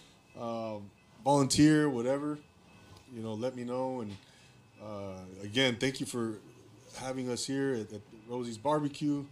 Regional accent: Inland Empire, California, United States; I'm from the Inland Empire

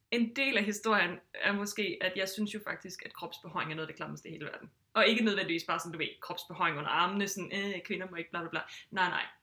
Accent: Southern Jutland, Southern Denmark, Denmark; Jeg er sønderjyde, så jeg er jo vokset op med det.

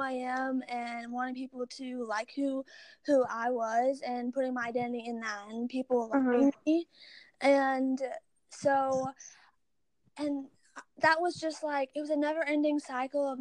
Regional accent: Baton Rouge, Louisiana, United States; I am from Baton Rouge, Louisiana

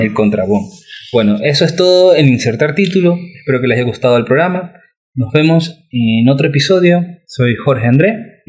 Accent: Guayaquil, Guayas, Ecuador; moved away; also born or lived in Lima; los dos nacimos en Guayaquil

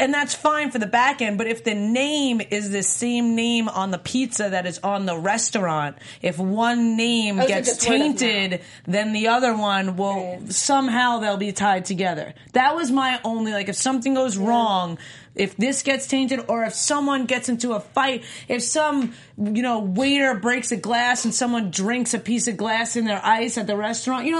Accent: New York, United States; moved away as an adult; also born or lived in North Carolina; I grew up in New York eating lots of good pizza my entire life

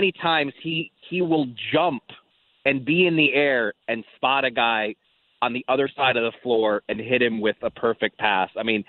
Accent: California, United States; It's a little bit like – I grew up in Southern California mostly, and when Gretzky first got to the Kings, I felt like he was 2-3 steps ahead of the game

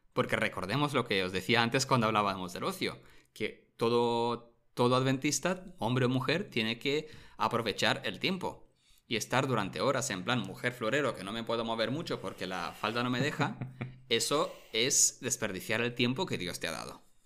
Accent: Romania; moved away; Yo recuerdo cuando era pequeño en mi pueblo de Rumanía

